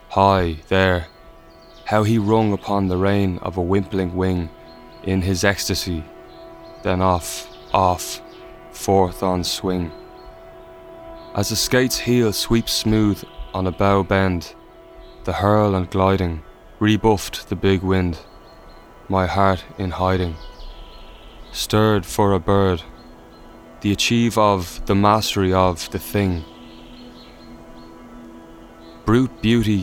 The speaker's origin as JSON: {"language": "English", "country": "Ireland", "said": "We're an Irish band"}